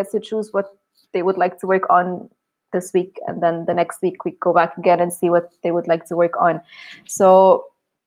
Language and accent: English; Egypt; English is a second language; now in Hurghada, Egypt; I grew up in Egypt, but we spent actually a lot of time in Hurghada here on the sea, because this is where my father used to work